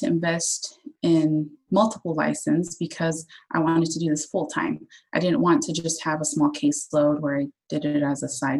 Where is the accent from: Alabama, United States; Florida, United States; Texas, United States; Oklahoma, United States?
Oklahoma, United States; moved away as an adult; also born or lived in Tulsa, Oklahoma; now in Sweden; I'm from Oklahoma, and so I lived in Tulsa